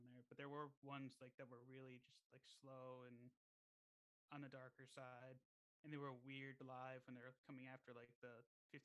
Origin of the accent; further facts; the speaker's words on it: New Jersey, United States; Born and raised in Central.